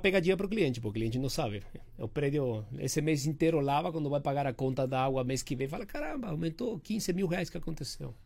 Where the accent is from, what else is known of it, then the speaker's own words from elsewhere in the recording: Uruguay; now in São Paulo, Brazil; eu tenho esse sotaque